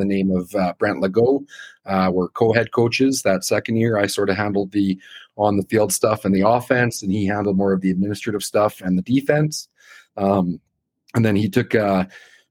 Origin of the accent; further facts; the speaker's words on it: Athabasca, Alberta, Canada; I grew up in Athabasca, Alberta, and I played at Edwin Park Composite in Athabasca